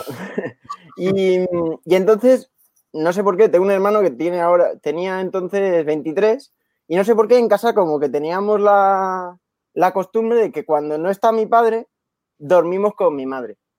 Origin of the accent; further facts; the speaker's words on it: Badalona, Catalonia, Spain; De, de Badalona soy, justo, aquí al lado